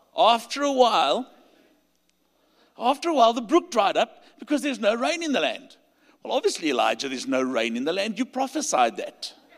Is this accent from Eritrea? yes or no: no; South Africa; accent: South African; You'll hear by my accent. I'm from South Africa